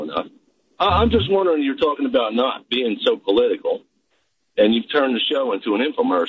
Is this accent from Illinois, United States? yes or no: no; New Jersey, United States; now in Tennessee, United States; I'm originally from New Jersey, so.